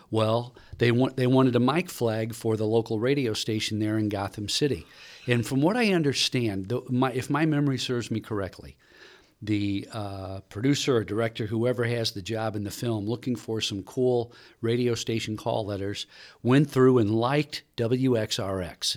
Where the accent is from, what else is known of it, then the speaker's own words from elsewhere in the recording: St. Louis, Missouri, United States; moved away; I grew up in Saint Louis listening to K C ninety five